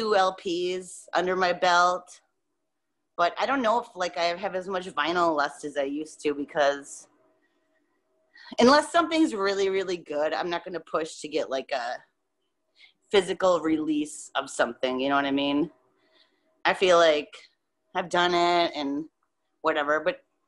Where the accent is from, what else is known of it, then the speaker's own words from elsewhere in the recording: Rhinelander, Wisconsin, United States; also born or lived in Sugar Camp, Wisconsin / Merrill, Wisconsin; I'm from Rhinelander, but I lived, like, out in the country.